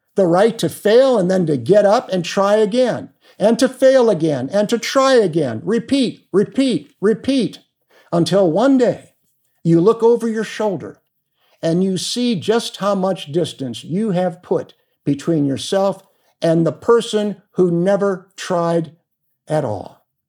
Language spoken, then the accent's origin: English; Cleveland, Ohio, United States; moved away as an adult; also born or lived in Cincinnati, Ohio / Springdale, Ohio / Phoenix, Arizona; now in Arizona, United States; I was born in Cleveland, earned a political science degree from Miami of Ohio, and my law degree from the University of Cincinnati